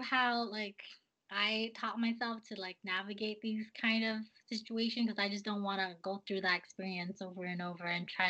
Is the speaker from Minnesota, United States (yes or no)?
yes; Minnesota, United States; born or raised there